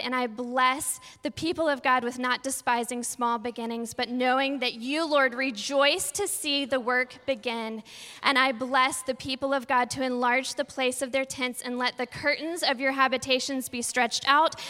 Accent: Texas, United States; We're from Texas, so we say, hey, y'all

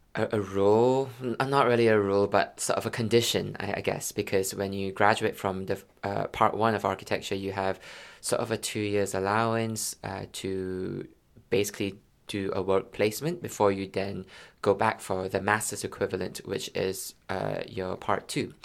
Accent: Malaysia; moved away; also born or lived in London; I'm from Malaysia

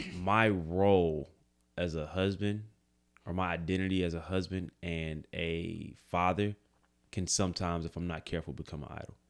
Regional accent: Greensboro, North Carolina, United States; we're from Greensboro

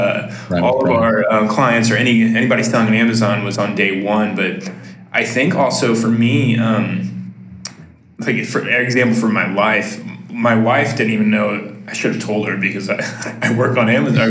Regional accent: Midwest, United States; I'm from the Midwest, so I'll probably say "ope" every time I accidentally talk over somebody

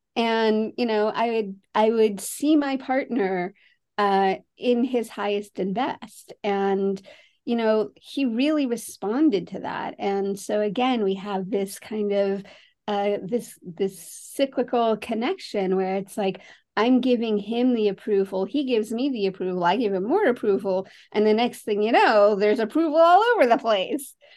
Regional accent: San Francisco, California, United States; I grew up in San Francisco

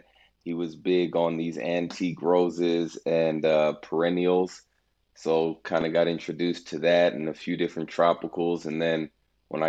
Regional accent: Houston, Texas, United States; I'm from Houston. I live in Houston now, at least. Raised here

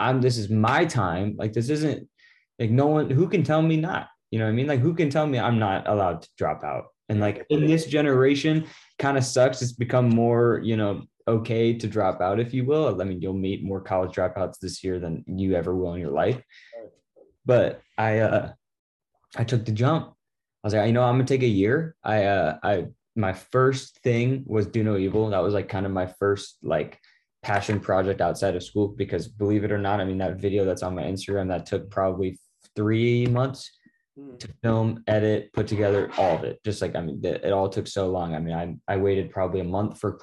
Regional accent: Laguna Beach, California, United States; also born or lived in Newport; That's my hometown at the top of the world where I grew up

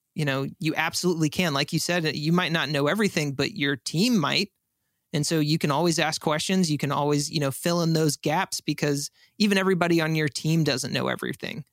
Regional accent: San Antonio, Texas, United States; I'm actually from San Antonio

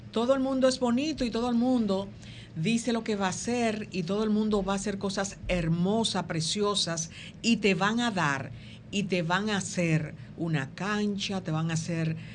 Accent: Dominican Republic; porque como dominicanos hemos perdido un poco de, um, ¿cómo se llama esto?

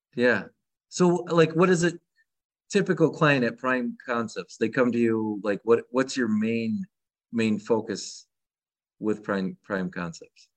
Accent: Michigan, United States; I'm from Michigan

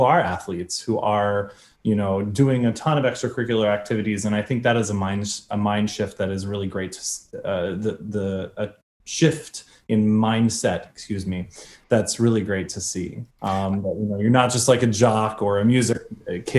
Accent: Indianapolis, Indiana, United States; moved away; I'm from Indianapolis, Indiana

